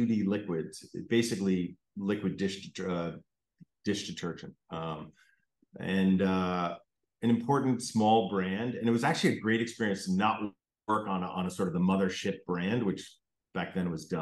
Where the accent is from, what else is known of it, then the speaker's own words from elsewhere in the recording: Connecticut, United States; I grew up in Connecticut